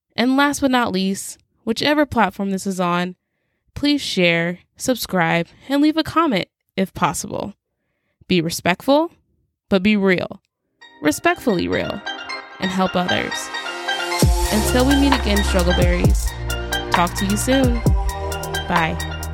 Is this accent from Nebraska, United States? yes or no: yes; Nebraska, United States